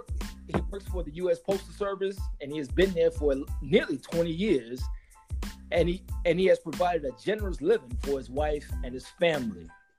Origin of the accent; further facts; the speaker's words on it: Pensacola, Florida, United States; I graduated high school in my hometown of Pensacola, where I attended Woodham High School, home of the Mighty Titans.